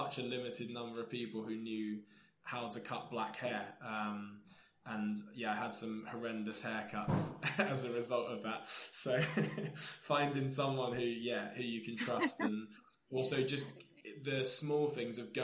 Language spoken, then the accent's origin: English; Taunton, South West England, United Kingdom; now in Portsmouth, United Kingdom; I grew up in Somerset, in Taunton, and it was very much a white-dominated area